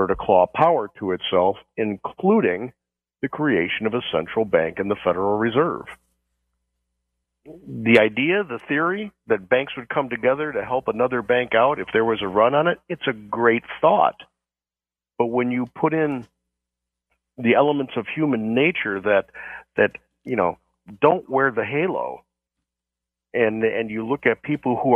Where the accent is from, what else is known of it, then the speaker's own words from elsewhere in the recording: United States; as an American